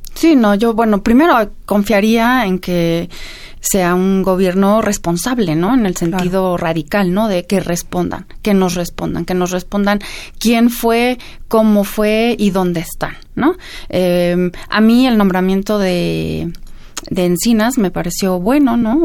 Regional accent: Mexico; tenemos que pensar todos como, como mexicanos

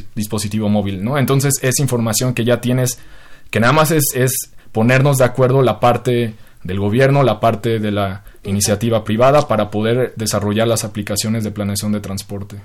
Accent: Mexico; como mexicano

